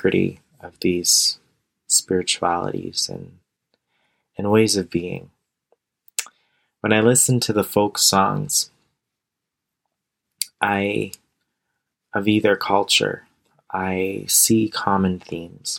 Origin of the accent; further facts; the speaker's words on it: Canada; I'm also Canadian